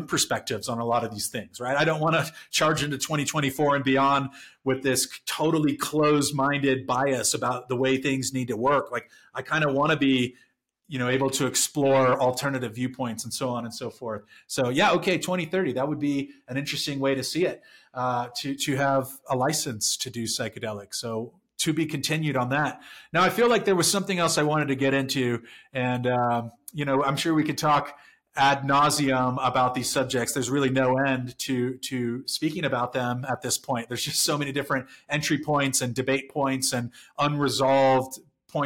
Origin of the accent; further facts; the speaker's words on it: San Diego, California, United States; Growing up in San Diego, we've got like 3 military bases